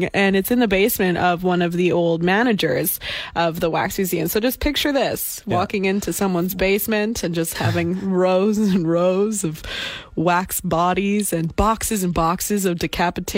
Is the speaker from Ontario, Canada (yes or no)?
no; Vancouver, British Columbia, Canada; we're from Vancouver